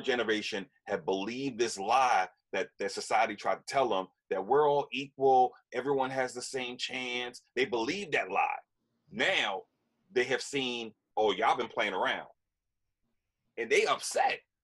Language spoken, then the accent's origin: English; Yonkers, New York, United States; I grew up in Yonkers